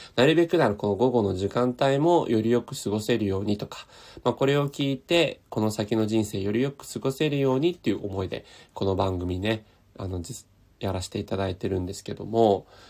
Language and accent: Japanese; Tokyo, Japan; 僕、東京生まれ、東京育ちで、今も東京なんで